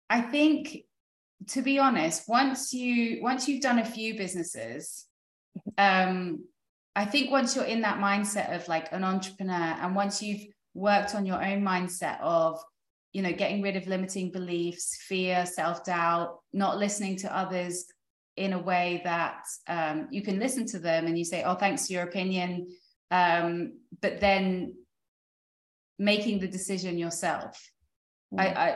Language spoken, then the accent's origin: English; United Kingdom; moved away as an adult; now in United States; because coming from Europe, like I'm British, my husband's French, building uh, starting a business in France is so difficult.